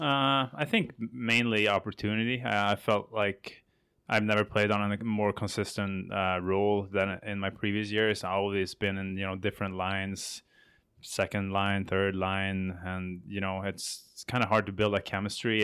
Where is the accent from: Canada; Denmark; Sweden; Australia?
Sweden; moved away as an adult; my hometown team were in the Swedish final